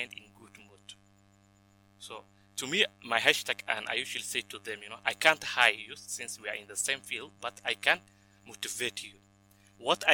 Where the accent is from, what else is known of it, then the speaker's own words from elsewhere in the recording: Dadaab, Garissa County, Kenya; also born or lived in Somalia; If you didn't know the Dab is located in the northern part of Kenya